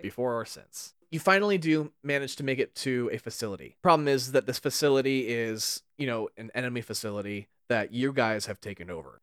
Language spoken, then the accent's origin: English; California, United States; we grew up in very different parts of California